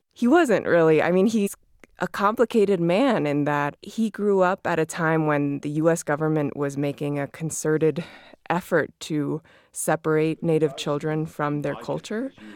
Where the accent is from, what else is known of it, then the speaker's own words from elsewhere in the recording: Miami, Florida, United States; I grew up in Miami, Florida. Both my parents are Cuban refugees.